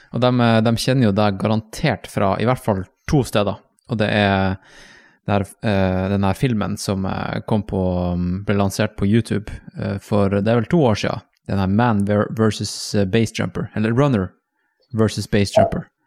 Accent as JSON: {"language": "Norwegian", "town": "Tromsø", "region": "Troms", "country": "Norway", "tie": "born or raised there", "moved": "yes", "said": "når jeg vokste opp i Tromsø"}